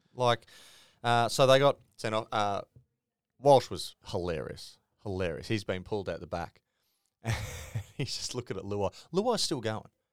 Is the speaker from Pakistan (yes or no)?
no; Queensland, Australia; I'm a Queenslander